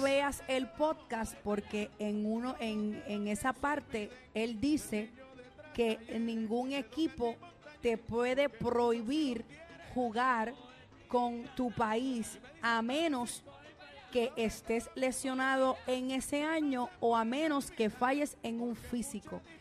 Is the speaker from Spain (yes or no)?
no; Puerto Rico; siendo puertorriqueña